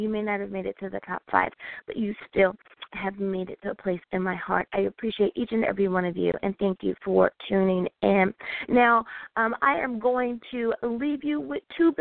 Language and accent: English; United States; my beautiful country, my home country, which is the United States of America